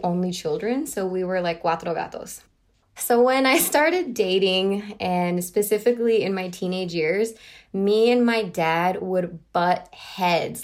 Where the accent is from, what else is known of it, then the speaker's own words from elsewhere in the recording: Miami, Florida, United States; I grew up in Miami, Florida